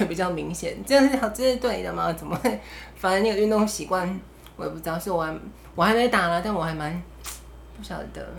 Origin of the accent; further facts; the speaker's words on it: Taiwan; 我们台湾人